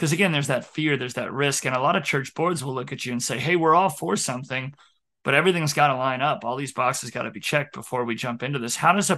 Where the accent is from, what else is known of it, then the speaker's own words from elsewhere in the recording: Billings, Montana, United States; now in Baker, United States; I came from Billings, largest town in Montana, to Baker.